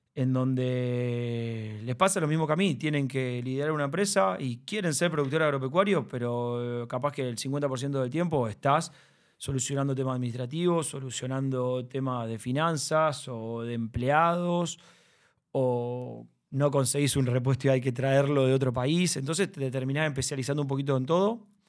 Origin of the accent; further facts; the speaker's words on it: Rosario, Santa Fe, Argentina; yo nací en Rosario